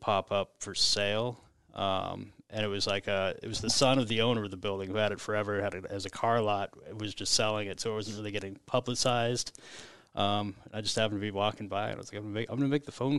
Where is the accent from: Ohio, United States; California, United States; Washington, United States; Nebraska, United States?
Nebraska, United States; Omaha; we knew the neighborhood because we grew up further west on Maple, like 97th and Maple